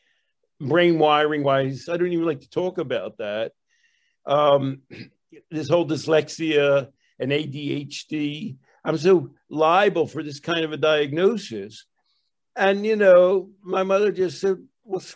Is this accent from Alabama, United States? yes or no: no; Philadelphia, Pennsylvania, United States; I grew up in Philadelphia